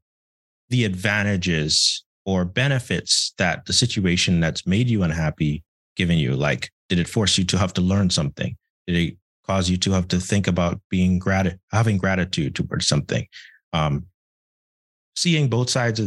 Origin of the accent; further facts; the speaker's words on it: Bahamas; moved away as an adult; now in United States; I'm from the Bahamas. I transferred to the US. I didn't know anything. I came here by myself and all that.